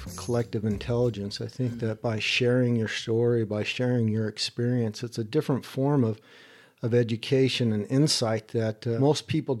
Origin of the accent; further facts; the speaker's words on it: East Hampton, New York, United States; also born or lived in Midwest / Salt Lake City / Sausalito / Idaho; East Hampton, New York, and then also in the Midwest and Salt Lake City, Utah, and in California and Sausalito, and in Idaho, kind of moved around in different areas.